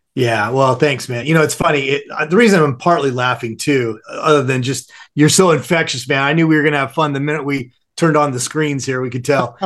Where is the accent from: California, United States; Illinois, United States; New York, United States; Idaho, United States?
California, United States; Southern; born or raised there